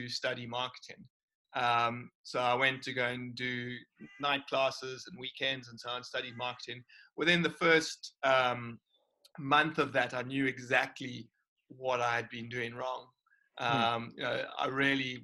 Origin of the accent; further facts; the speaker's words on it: Cape Town, Western Cape, South Africa; I've always been here in Cape Town